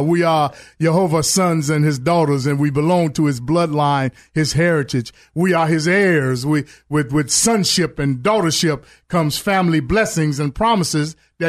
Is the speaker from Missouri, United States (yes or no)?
no; Chicago, Illinois, United States; I remember growing up in Chicago. You know, I had a background that I was raised in a good neighborhood. However, I chose to go hang in the projects.